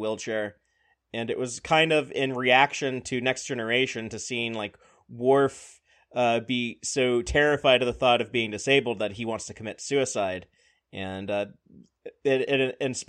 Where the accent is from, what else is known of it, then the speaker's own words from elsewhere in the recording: Texas, United States; as a Texan